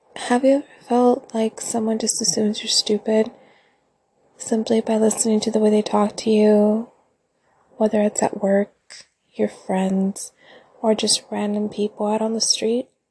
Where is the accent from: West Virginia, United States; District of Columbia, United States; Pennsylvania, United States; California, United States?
California, United States; Central Coast; I'm from California, born and raised on the Central Coast